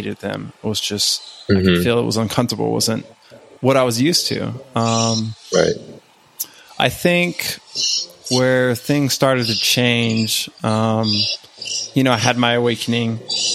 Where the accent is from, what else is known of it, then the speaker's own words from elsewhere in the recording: West Texas, United States; I grew up in West Texas